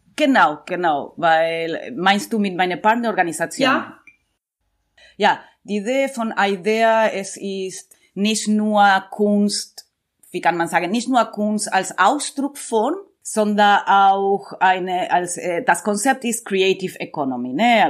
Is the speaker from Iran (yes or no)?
no; Buenos Aires, Argentina; German is a second language; moved away; also born or lived in Amman, Jordan / Berlin; ich komme aus Buenos Aires